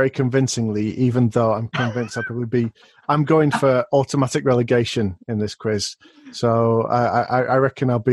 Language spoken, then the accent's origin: English; Rochdale, North West England, United Kingdom; my hometown today, which is Rochdale. From Spotland, is not far from where I was born